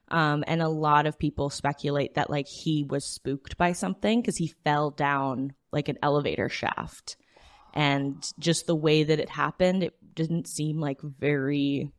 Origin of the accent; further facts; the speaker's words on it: Edmonton, Alberta, Canada; It is also partially where I grew up. Yep. I am from the Edmonton area